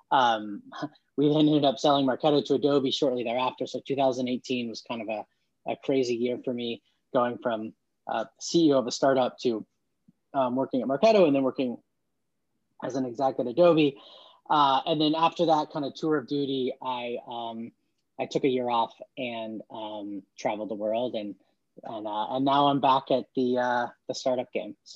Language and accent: English; Dallas, Texas, United States; born there; also born or lived in Norman, Oklahoma / Santa Fe, New Mexico / Palo Alto, California / Portland, Oregon; I was born in Dallas, Texas, lived in Norman, Oklahoma, Santa Fe, New Mexico, Palo Alto, California, and then Portland, Oregon uh, as a kid.